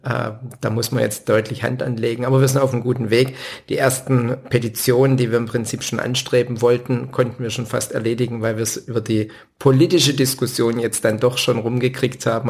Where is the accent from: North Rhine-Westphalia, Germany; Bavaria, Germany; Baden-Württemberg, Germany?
Baden-Württemberg, Germany; Winnenden; also born or lived in Backnang; aufgewachsen in Winnenden